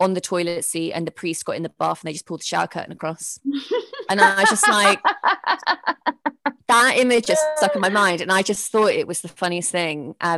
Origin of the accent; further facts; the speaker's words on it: Norfolk, East of England, United Kingdom; also born or lived in Sheffield; now in London, United Kingdom; I am from Norfolk. I did live in Sheffield for a couple of years